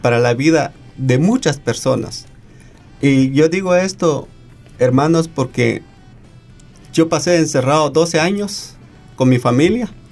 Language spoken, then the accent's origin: Spanish; Guatemala; now in Australia; soy de Guatemala